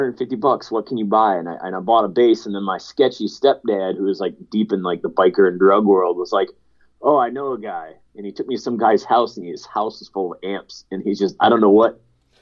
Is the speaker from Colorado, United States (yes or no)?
no; Canton, Michigan, United States; And we were living with her sister out in Canton, Michigan for a little bit.